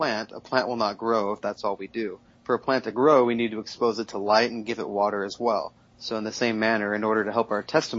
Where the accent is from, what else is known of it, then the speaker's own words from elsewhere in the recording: Southern California, United States; also born or lived in Mexico City; I grew up in Southern California